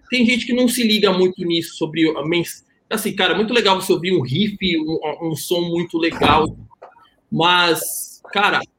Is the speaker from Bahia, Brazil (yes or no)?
yes; Salvador, Bahia, Brazil; Eu sou de Salvador, né?